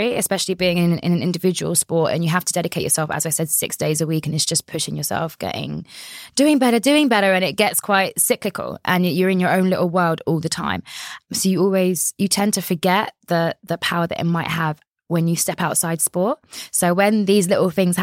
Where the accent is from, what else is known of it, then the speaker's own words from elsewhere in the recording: London, United Kingdom; I grew up in Orpington in the Borough of Bromley, which is in London